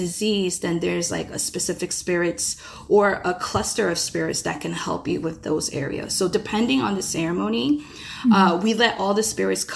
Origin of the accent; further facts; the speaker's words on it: United States; being Korean American with lack of access to like the motherland